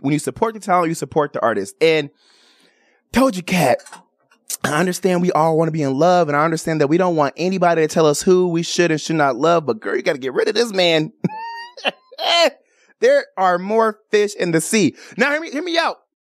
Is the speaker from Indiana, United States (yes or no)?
no; Chicago, Illinois, United States; born or raised there; moved away as an adult; also born or lived in Miami / Atlanta, Georgia / Washington, District of Columbia, United States / Maryland; now in Las Vegas, United States